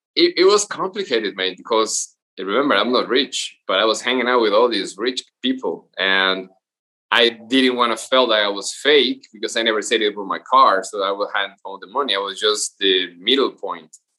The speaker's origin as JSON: {"language": "English", "region": "Veracruz", "country": "Mexico", "tie": "born or raised there", "moved": "yes", "said": "Veracruz from where I'm from"}